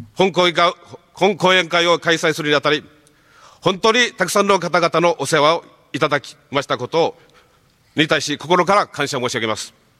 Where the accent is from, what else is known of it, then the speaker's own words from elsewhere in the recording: Okinawa, Japan; 沖縄に生まれ育った私